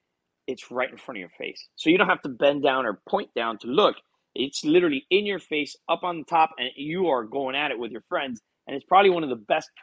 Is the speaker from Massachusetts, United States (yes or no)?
no; Hialeah, Florida, United States; I was born and raised in Hialeah, which is a town just north of Miami